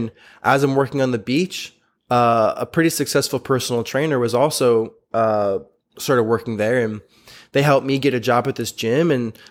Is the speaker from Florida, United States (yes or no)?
yes; Florida, United States; It was in New York. I was from Florida.